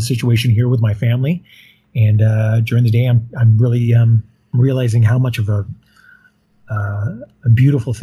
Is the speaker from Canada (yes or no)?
yes; Yukon, Canada; I grew up in Yukon